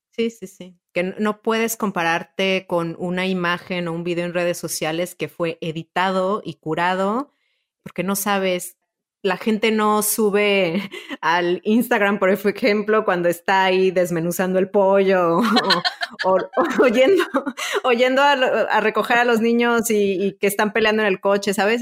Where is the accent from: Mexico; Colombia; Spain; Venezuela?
Mexico; moved away; also born or lived in Italy; yo soy mexicana y ya también soy europea, soy italiana